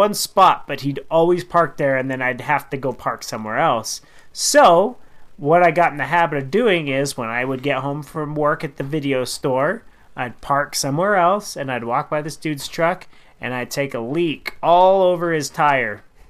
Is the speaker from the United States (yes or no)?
yes; Carson City, Nevada, United States; growing up in Carson City, that town is like the biggest town because that's the only town you've lived in.